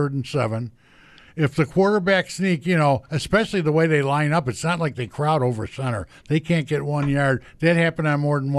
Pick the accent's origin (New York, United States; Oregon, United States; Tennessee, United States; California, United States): New York, United States; Hamburg; my hometown team